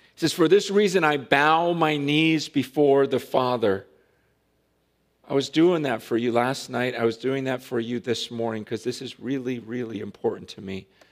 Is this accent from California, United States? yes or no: yes; Stockton, California, United States; I grew up in Stockton